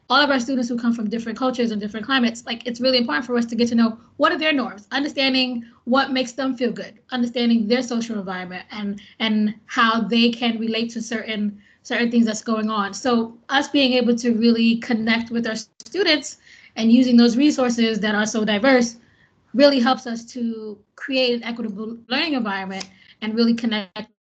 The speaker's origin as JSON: {"language": "English", "country": "India", "lives_now": "United States", "said": "I'm American, but I'm from India."}